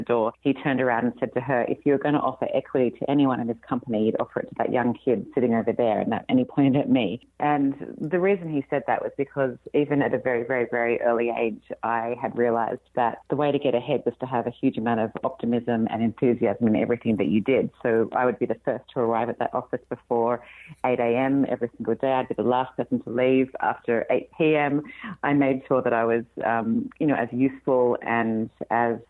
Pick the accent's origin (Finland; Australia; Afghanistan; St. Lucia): Australia; moved away as an adult; now in California, United States; you can probably tell from my accent that I'm not from here. I'm Australian originally and moved to California 5 years ago now.